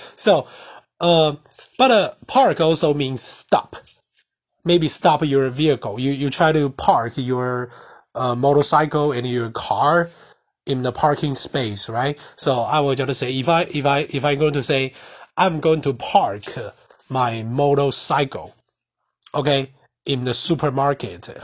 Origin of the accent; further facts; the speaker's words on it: Taiwan; first language Mandarin; English is a second language; I'm Asian and I'm Taiwanese, the Mandarin is my mother tongue